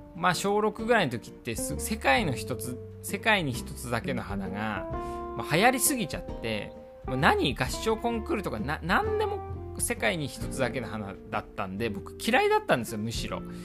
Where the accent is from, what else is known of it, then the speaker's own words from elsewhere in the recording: Iwate, Japan; 岩手出身なんでやっぱ冬の男